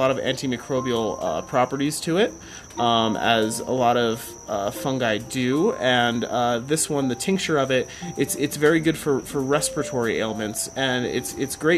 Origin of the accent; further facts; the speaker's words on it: Bear Paw Mountains, Montana, United States; now in Colorado, United States; I grew up around the Bear Paw Mountains